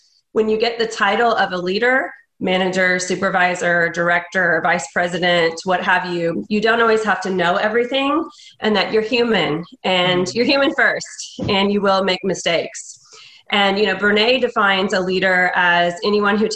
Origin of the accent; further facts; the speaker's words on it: Indiana, United States; moved away as an adult; now in Houston, United States; I'm originally from Indiana, and I moved to Houston in 2013.